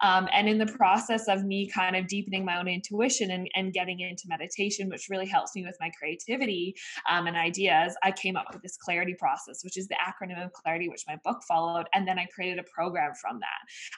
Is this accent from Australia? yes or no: yes; Australia; in my case, you know, being an Australian athlete was not for the money.